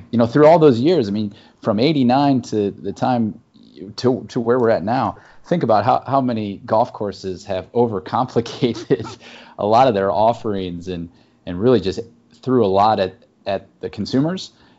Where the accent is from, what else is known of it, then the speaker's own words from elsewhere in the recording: Chicago, Illinois, United States; I also, being a Chicagoan, I really appreciate your snack prices.